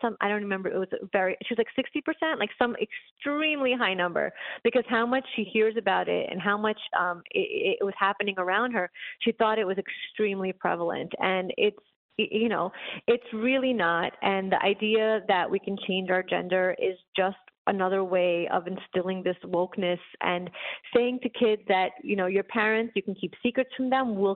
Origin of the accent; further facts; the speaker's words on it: New York City, New York, United States; also born or lived in Soviet Union; I grew up poor in Brooklyn